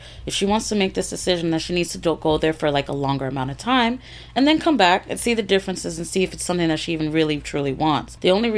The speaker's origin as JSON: {"language": "English", "region": "Florida", "country": "United States", "tie": "born or raised there", "moved": "as an adult", "said": "I grew up here in the South in Florida."}